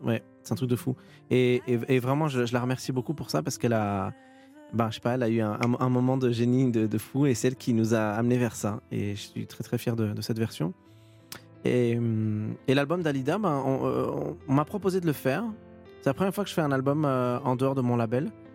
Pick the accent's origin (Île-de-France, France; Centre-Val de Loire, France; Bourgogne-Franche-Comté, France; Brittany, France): Île-de-France, France; Étampes; j'ai grandi, heu, à Étampes et je suis resté dans le coin